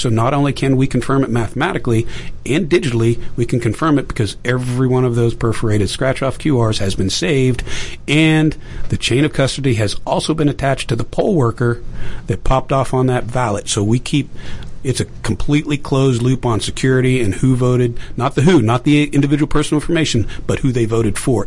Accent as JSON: {"language": "English", "town": "Pittsburgh", "region": "Pennsylvania", "country": "United States", "tie": "born or raised there", "said": "I grew up in Pittsburgh"}